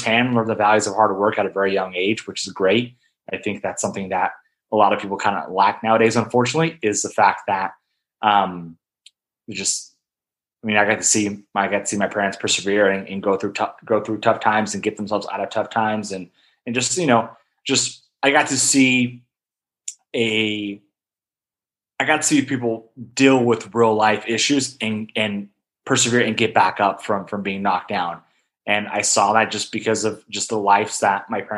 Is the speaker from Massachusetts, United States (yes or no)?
no; Hilmar, California, United States; growing up in Hilmar, Turlock area, we're definitely known for our agriculture.